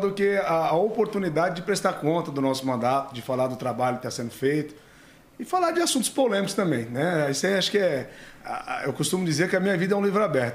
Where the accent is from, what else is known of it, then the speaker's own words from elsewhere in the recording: Embu das Artes, São Paulo, Brazil; nascido e criado em Imbu das Artes, filho autêntico da terra e da cidade